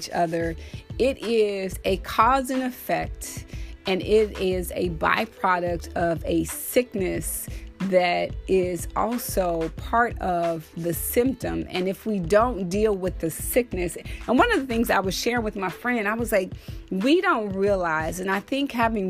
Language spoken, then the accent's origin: English; the South, United States; there are people in the South, because I'm from the South, and we still eat chitlins.